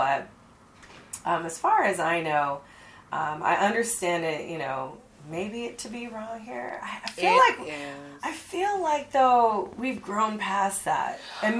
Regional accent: California, United States; now in Atlanta, United States; originally I'm from California.

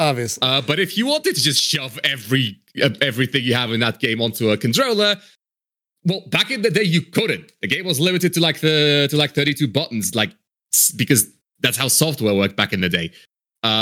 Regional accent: Poland; I'm Polish

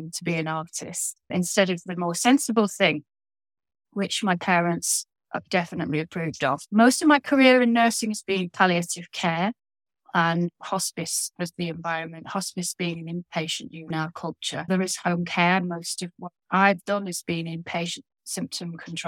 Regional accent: Lancashire, North West England, United Kingdom; now in Yorkshire, United Kingdom; having been born in Lancashire on the other side of the Pennines, which is a row of hills between, well, down the spine of the country, I've given up on my Lancashire roots and gone over to the other side

